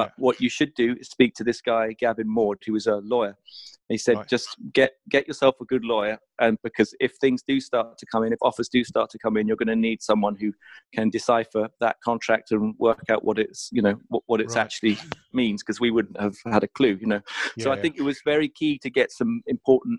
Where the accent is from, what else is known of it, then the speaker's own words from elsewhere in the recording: Southampton, South East England, United Kingdom; I had lived next door to a drummer when we were growing up in Southampton